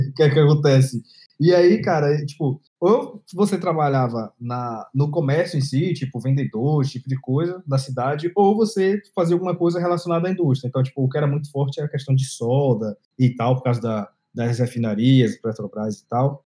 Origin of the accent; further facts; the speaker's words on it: Candeias, Bahia, Brazil; moved away as an adult; also born or lived in Santo Amaro da Purificação, Bahia / Salvador, Bahia; eu nasci em Santa Maria da Purificação, que, por sinal, é a cidade da família …, né? Muito conhecida aí com … é, e …, e tem é, uma outra cidade que foi onde praticamente eu vi boa parte da vida, que é Candeias